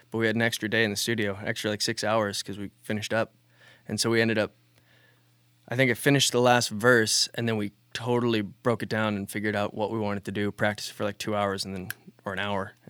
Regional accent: McMinnville, Oregon, United States; now in Portland, United States; I grew up in McMinnville.

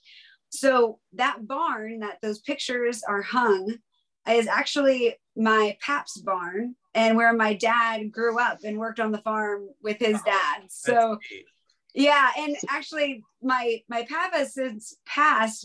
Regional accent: Palmyra, Pennsylvania, United States; I was born and raised in Palmyra, Pennsylvania

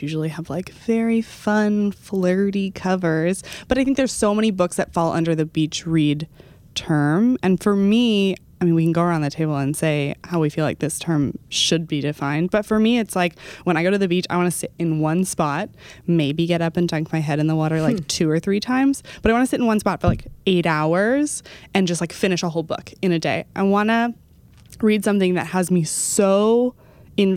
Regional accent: Dallas, Texas, United States; born or raised there; moved away

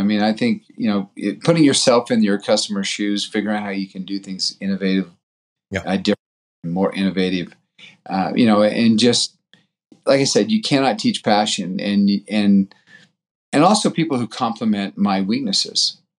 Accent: Brazil; born there; ever since I was born in Brazil, my dad was a missionary there and then went back as a journalist.

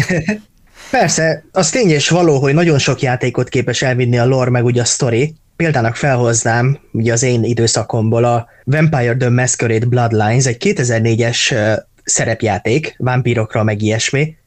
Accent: Hungary; magyarok vagyunk

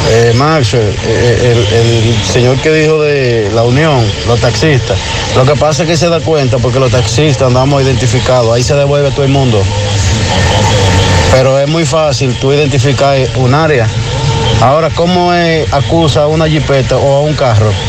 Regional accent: Dominican Republic; pero yo soy dominicano, … era, era lo mejor que tenía República Dominicana en el merengue.

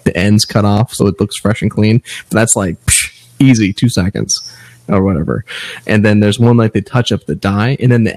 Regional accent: United States; I'm always damn American.

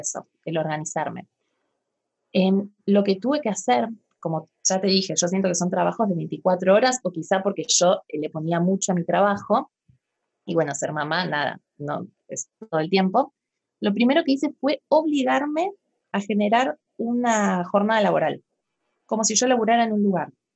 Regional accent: Argentina; yo soy de Argentina

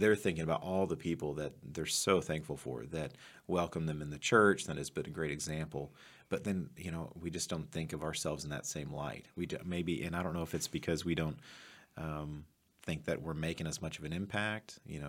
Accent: Kansas, United States; also born or lived in Texas; now in Missouri, United States; We moved back to Kansas, and that was sort of a reconnecting with my childhood roots. And now that we're in Missouri

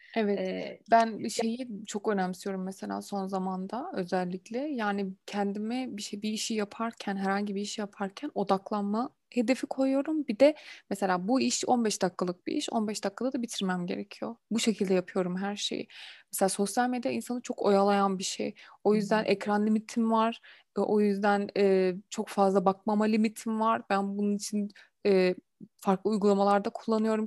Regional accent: Turkey; also born or lived in Germany

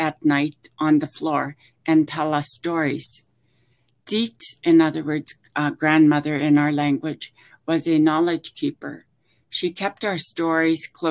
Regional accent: Hazelton, British Columbia, Canada; now in Victoria, Canada; growing up in Hazelton.

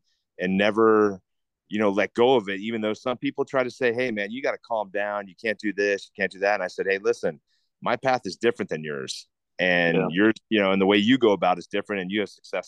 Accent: Cincinnati, Ohio, United States; growing up in the Midwest in Cincinnati

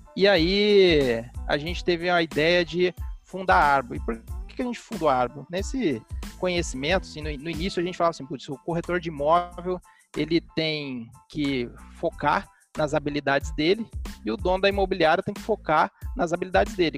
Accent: Londrina, Paraná, Brazil; eu sou londrinense, e aqui é uma cidade, para quem conhece, com um mercado imobiliário bastante robusto

